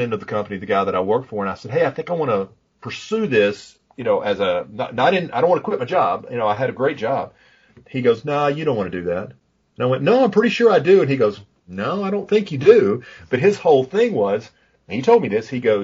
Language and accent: English; Pine Bluff, Arkansas, United States; I grew up in Pine Bluff, Arkansas. So when I say I'm from Pine Bluff, that's legitimate.